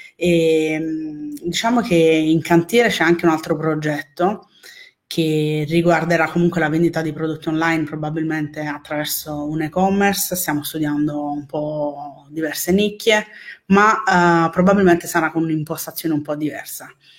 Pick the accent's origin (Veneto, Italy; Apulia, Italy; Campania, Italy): Campania, Italy; Naples; Napoli, però per un quarto sono palermitana.